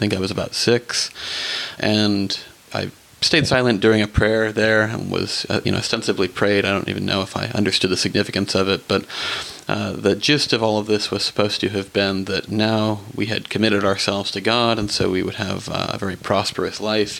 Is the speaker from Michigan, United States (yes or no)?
no; Burbank, California, United States; I was born and raised in Burbank, California.